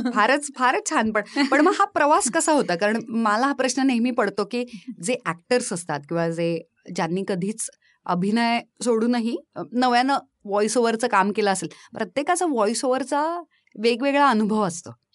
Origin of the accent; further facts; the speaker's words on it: Dombivli, Maharashtra, India; moved away as an adult; now in Thane, India; मूळची मी डोंबिवलीची आहे